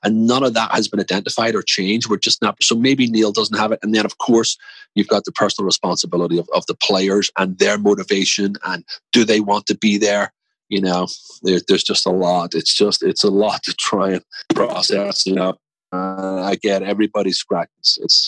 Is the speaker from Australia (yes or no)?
no; Belfast, Northern Ireland, United Kingdom; also born or lived in Manchester, England / England; now in Washington, D.C., United States; I'm from Belfast.